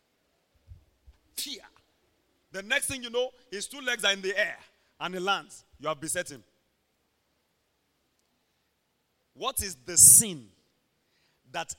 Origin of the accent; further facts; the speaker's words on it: Ondo, Nigeria; we come from Ondo State, Nigeria, where the breakfast is pounded yam, lunch is pounded yam, dinner is pounded yam. We never get tired of it. I grew up seeing my mom carrying hot pot.